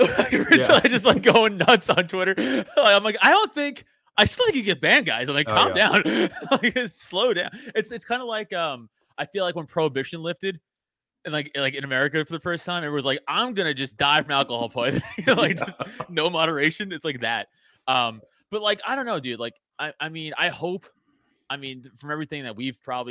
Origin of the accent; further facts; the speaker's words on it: New York City, New York, United States; I grew up in Staten Island, New York, so I played football there my whole life.